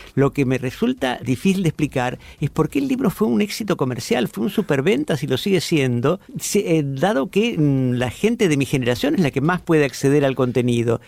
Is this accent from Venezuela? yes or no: no; Argentina; como lector argentino y de la edad que tengo